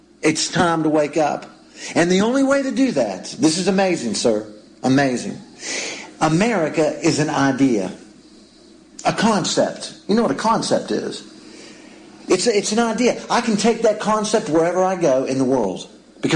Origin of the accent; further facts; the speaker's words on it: United States; now in Israel; as an American